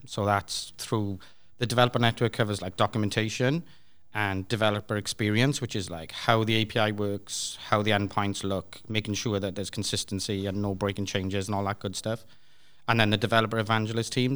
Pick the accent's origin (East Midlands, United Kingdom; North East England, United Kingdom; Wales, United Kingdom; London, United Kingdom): Wales, United Kingdom; Swansea; I'm from Swansea in the U K